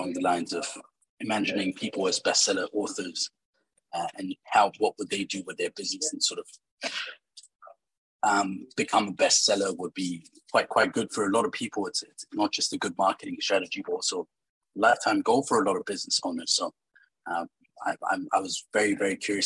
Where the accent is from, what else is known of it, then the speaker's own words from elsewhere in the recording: New Zealand; now in Dubai, United Arab Emirates; I have been born in Dubai and I grew up in New Zealand